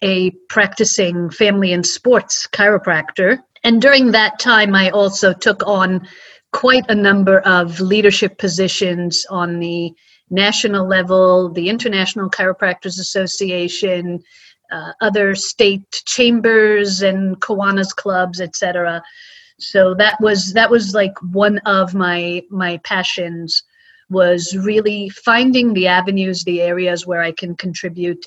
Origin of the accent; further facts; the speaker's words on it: Israel; also born or lived in United States; When I was 6 years old, we moved from the States to Israel